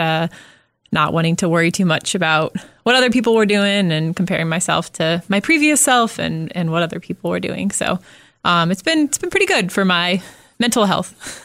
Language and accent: English; Southern California, United States; now in Omaha, United States; I grew up in Southern California